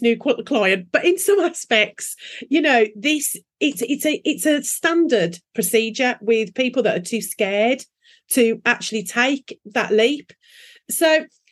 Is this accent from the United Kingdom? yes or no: yes; England, United Kingdom; we are English